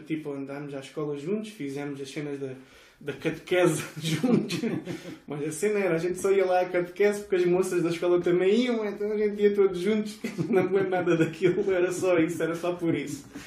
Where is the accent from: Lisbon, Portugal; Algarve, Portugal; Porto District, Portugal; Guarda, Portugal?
Algarve, Portugal; Estoi; Sou de Estoy, que é na periferia de Faro